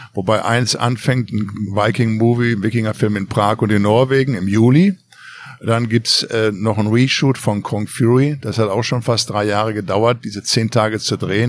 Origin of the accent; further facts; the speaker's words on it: Ruhrpott, North Rhine-Westphalia, Germany; moved away as an adult; now in Los Angeles, United States; im Pott, wo ich herkomme, im Ruhrpott, in NRW